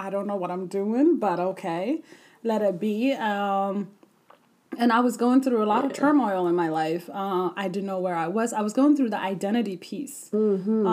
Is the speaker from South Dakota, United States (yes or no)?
yes; South Dakota, United States; also born or lived in Ethiopia / Sudan; I grew up in South Dakota